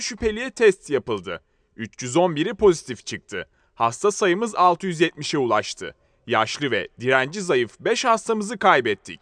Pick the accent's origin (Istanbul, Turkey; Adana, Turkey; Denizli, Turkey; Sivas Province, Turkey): Sivas Province, Turkey; benim de memleketim olan e, bir Sivas türküsüdür